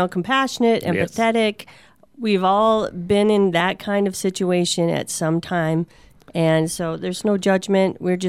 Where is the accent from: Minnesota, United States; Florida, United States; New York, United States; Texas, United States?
Minnesota, United States; moved away; I'm from Minnesota.